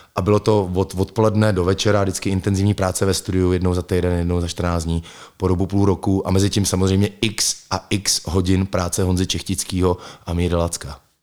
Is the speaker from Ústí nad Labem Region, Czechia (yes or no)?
yes; Litvínov, Ústí nad Labem Region, Czechia; now in Prague, Czech Republic; v Litvínově Janově, odkud pocházím